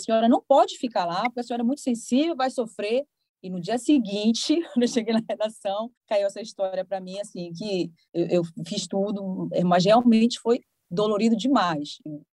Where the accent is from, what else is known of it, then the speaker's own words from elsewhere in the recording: Belém, Pará, Brazil; moved away as an adult; now in Recife, Brazil; eu sou de Belém